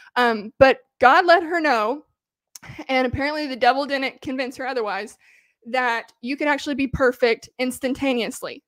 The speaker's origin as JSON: {"language": "English", "region": "the South of the United States", "country": "United States", "tie": "born or raised there", "said": "I grew up in the South of the United States, in the crunch, country"}